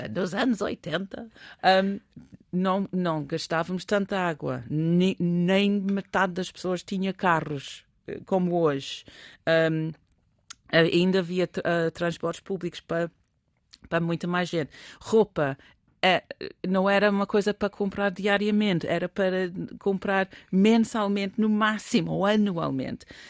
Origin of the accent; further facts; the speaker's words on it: England, United Kingdom; moved away; Eu sou inglesa